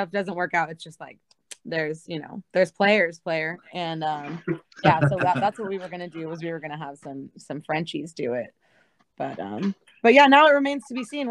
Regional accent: Los Angeles, California, United States; I'm born and raised in the San Fernando Valley. So I'm here in California.

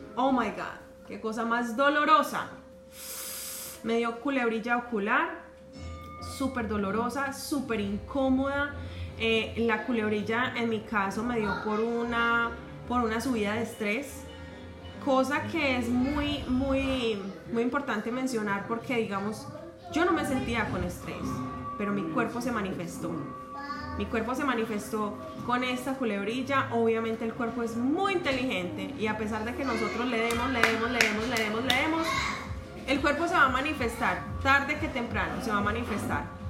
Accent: Medellín, Antioquia, Colombia; accent: Paisa; moved away as an adult; now in United States; yo soy de Medellín, Paisa, y en nuestra ciudad, en Colombia, eh, pues somos casi que la gran mayoría criados a desayunar con arepa y chocolate. Entonces eso estaba muy, muy, muy conectado con mi infancia

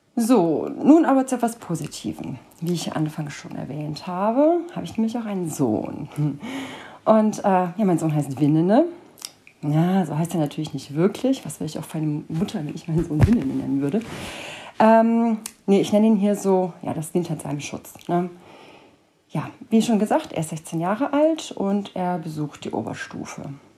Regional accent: Cologne, North Rhine-Westphalia, Germany; Ich wohne seit über 30 Jahren in Köln und nenne Köln somit auch meine Heimat

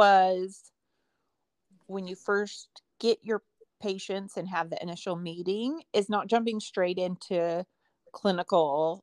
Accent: Eastern Oregon, United States; I grew up in Eastern Oregon on a farm where most of my family still lives

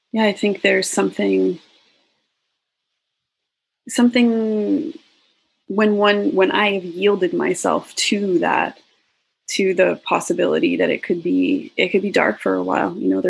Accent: Alberta, Canada; I grew up in Alberta

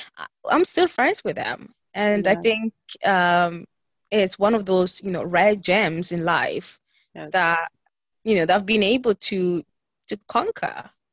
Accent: Italy; We were born and raised in Italy, but our roots are from Ghana, West Africa.

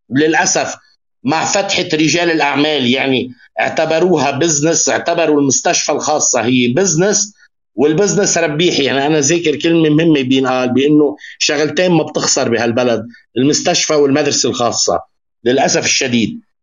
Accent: Lebanon; عندنا بلبنان

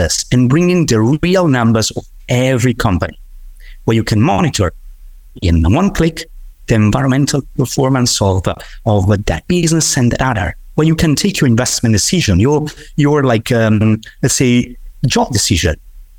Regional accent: Tuscany, Italy; I come from Tuscany. I come from one of those territories where nature is absolutely everything.

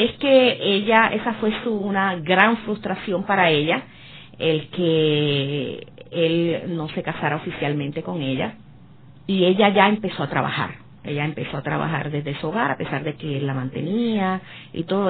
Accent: Puerto Rico; yo soy puertorriqueña

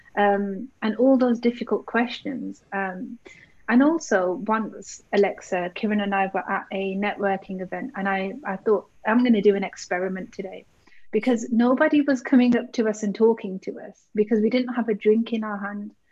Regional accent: Birmingham, West Midlands, United Kingdom; I grew up in Birmingham, and I know I live in the UK

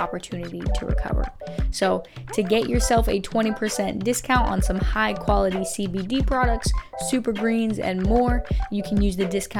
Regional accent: Pacific Northwest, United States; moved away as an adult; now in Southwest Florida, United States; I'm from the Pacific Northwest and have been here just under 2 years

